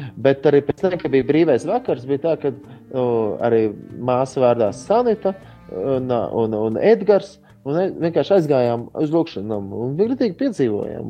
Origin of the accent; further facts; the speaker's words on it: Latvia; mēs esam no Latvijas.